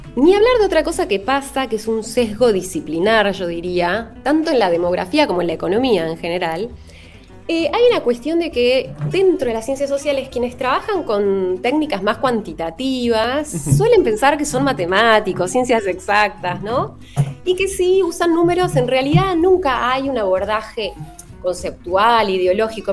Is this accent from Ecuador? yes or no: no; Argentina; en el caso de Argentina